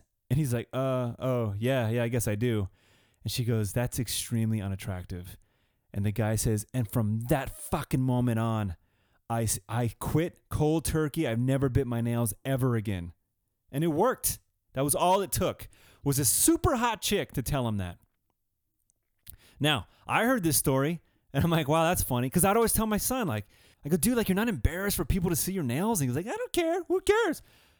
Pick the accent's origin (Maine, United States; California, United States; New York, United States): California, United States; all that shit we grew up with in California, anyway.